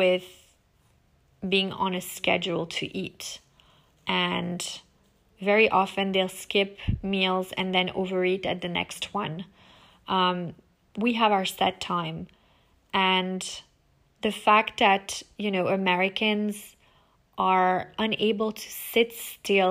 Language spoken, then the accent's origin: English; France; also born or lived in United States; we French people never let our kids eat from the children's menu